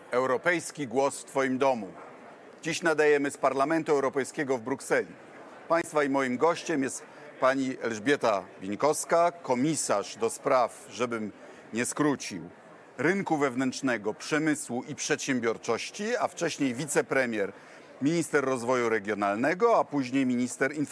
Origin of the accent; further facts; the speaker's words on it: Kuyavian-Pomeranian Voivodeship, Poland; U nas w Kujawsko-Pomorskiej